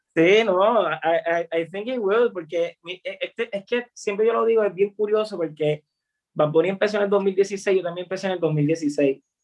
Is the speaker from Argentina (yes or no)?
no; Puerto Rico; como puertorriqueños